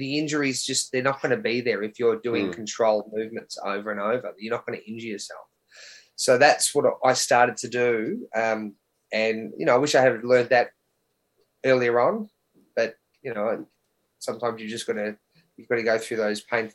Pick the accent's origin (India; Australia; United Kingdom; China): Australia; born or raised there